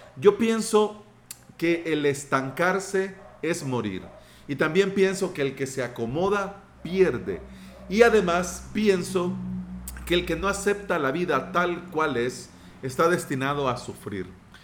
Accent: El Salvador; quiero hablar como salvadoreño a otros salvadoreños

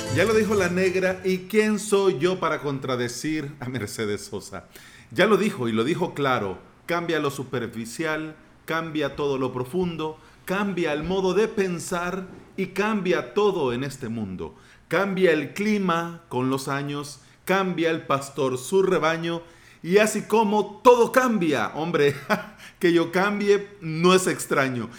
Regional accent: El Salvador; quiero hablar como salvadoreño a otros salvadoreños

